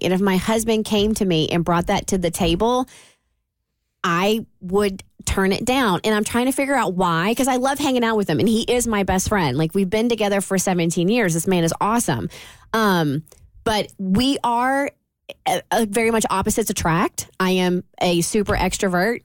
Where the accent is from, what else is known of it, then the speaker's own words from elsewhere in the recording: Kentucky, United States; we're from Kentucky